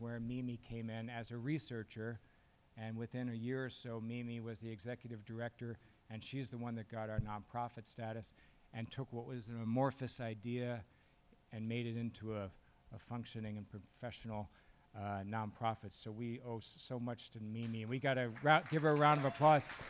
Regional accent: Chicago, Illinois, United States; moved away; I grew up in Chicago in his shadow.

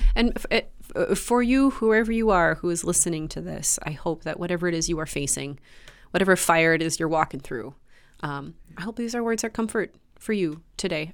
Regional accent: Grand Forks, North Dakota, United States; Grand Forks built back, my hometown built back

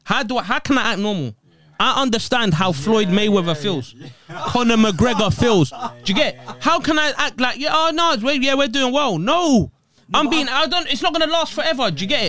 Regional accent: Eritrea; Eritrea. Country.

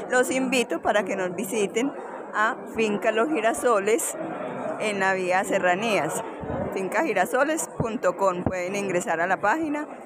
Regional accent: Jardín, Antioquia, Colombia; also born or lived in Medellín; ¿De dónde vienes? Bueno, vengo de Medellín, especialmente del municipio de Jardín, Antioquia.

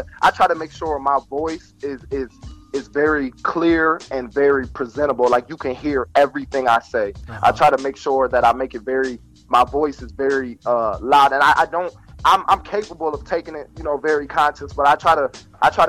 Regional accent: Toledo, Ohio, United States; I'm from Toledo

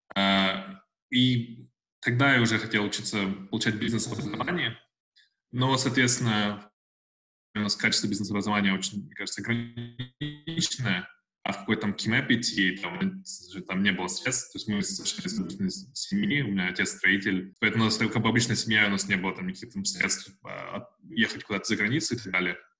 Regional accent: Uralsk, West Kazakhstan Region, Kazakhstan; moved away as an adult; also born or lived in Russia / Almaty / Saint Petersburg / Moscow; now in Australia; вообще я из Казахстана, родился в России, но вырос в Казахстане – а, жил в Уральске до, по 13 лет.

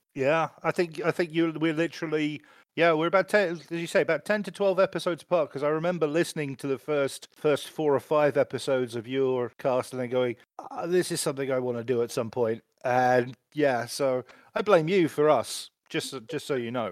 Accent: England, United Kingdom; being, being English

